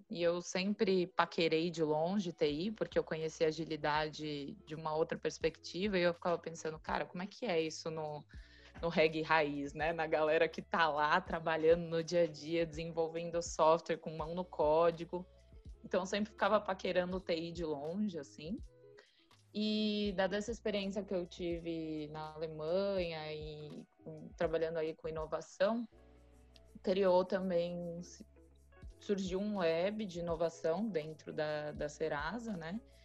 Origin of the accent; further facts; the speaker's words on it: Brazil; eu era uma pessoa do Brasil